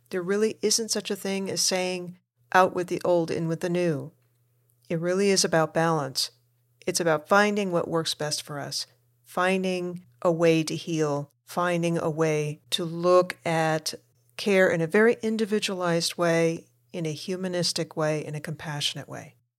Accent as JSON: {"language": "English", "country": "United States", "tie": "born or raised there", "also_born_or_lived": "Argentina", "said": "my family moved us over to the United States when I was a toddler"}